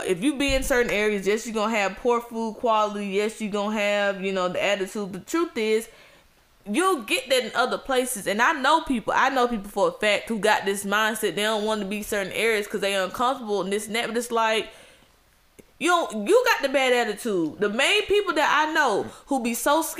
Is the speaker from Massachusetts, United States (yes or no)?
no; Atlanta, Georgia, United States; I grew up in Atlanta